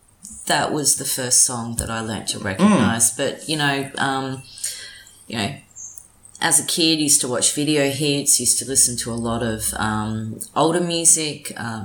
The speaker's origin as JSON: {"language": "English", "town": "Adelaide", "region": "South Australia", "country": "Australia", "tie": "born or raised there", "said": "So Adelaide, born and bred. Background is Polish, hence"}